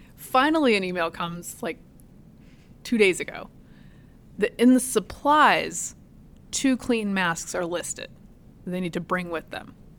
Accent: Virginia, United States; moved away; my hometown

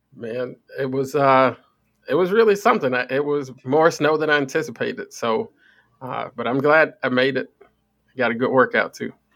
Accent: Chicago, Illinois, United States; I grew up on the West Side.

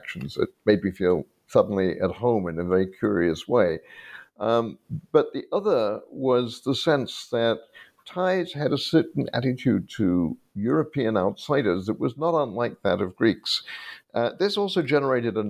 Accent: United Kingdom; I grew up in Britain. My background was that of a refugee family

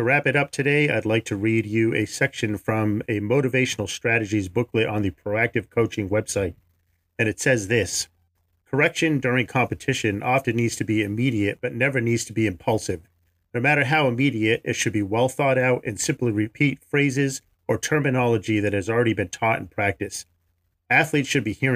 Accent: New England, United States; moved away; I was born and raised in New England

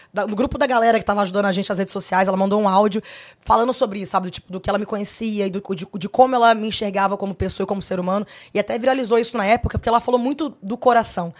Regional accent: Brasília, Federal District, Brazil; Sou filha única, sou de Brasília, nasci em Brasília.

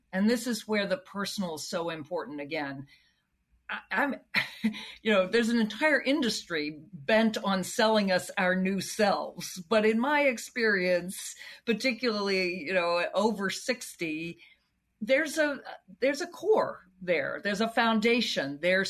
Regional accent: the South, United States; Again, I grew up in the South.

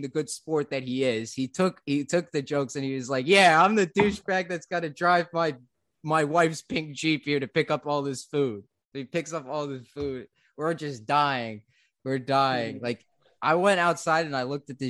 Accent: central New Jersey, United States; in my town, in middle, smack dab in the middle of nowhere, central New Jersey

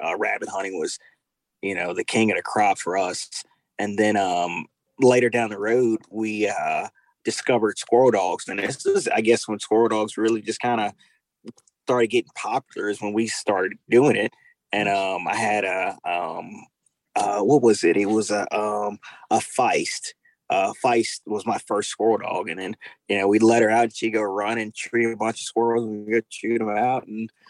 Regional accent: Baton Rouge, Louisiana, United States; I grew up South Louisiana, Baton Rouge, Louisiana. Majority of my life, well, I spent most of my life in Baton Rouge, Louisiana. Grew up here hunting and fishing.

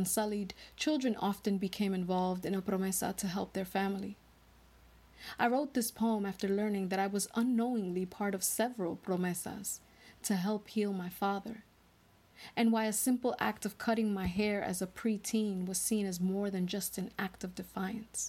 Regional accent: New York City, New York, United States; born and raised in the Washington Heights section of Manhattan

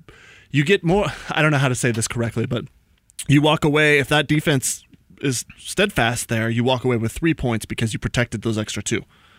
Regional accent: Atlanta, Georgia, United States; I'm from Atlanta.

